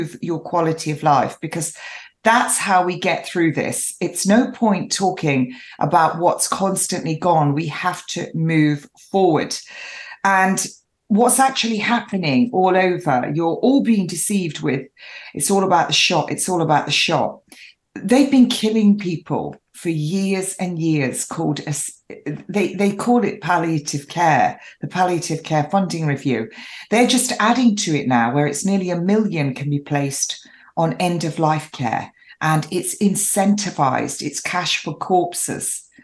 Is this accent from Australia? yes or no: no; England, United Kingdom; I'm an English rose